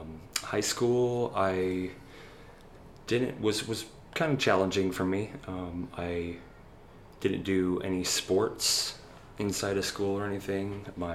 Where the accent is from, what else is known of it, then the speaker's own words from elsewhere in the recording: Tualatin, Oregon, United States; moved away as an adult; also born or lived in Seattle; now in Houston, United States; I grew up in a little town south of Portland called Tualatin, and I went to middle school and high school there. Went to Tualatin High School.